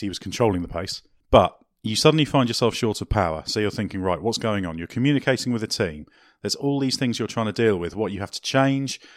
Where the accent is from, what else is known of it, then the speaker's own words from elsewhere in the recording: Guernsey; I'm originally from a tax haven